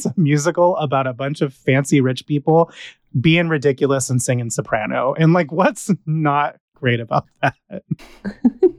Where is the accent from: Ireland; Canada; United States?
United States; California; I'm from California